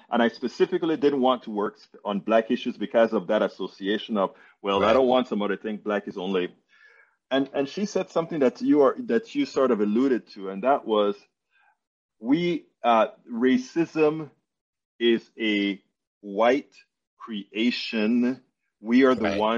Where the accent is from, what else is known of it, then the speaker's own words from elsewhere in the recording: Panama; I'm from Panama, Central America